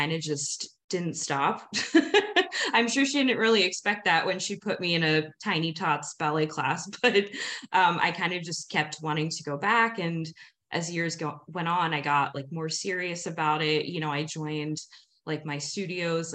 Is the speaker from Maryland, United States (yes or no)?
no; New Jersey, United States; moved away as an adult; now in Seattle, United States; I grew up in South Jersey